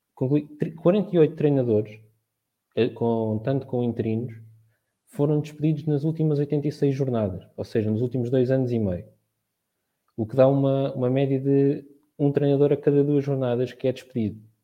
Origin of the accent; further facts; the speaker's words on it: Marinhais, Santarém District, Portugal; sou de Marinhais Salvaterra de Magos, no distrito de Santarém